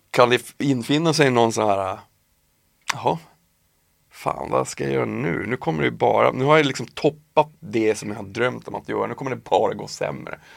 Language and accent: Swedish; Piteå, Norrbotten County, Sweden; moved away as an adult; now in Stockholm, Sweden; jag flyttade från Piteå när jag var 19 ja. hit till Stockholm.